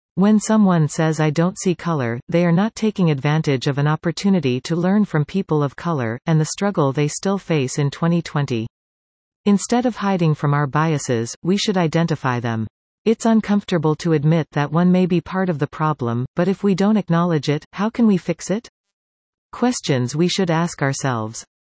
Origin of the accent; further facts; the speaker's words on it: Dominican Republic; moved away; I come from the Dominican Republic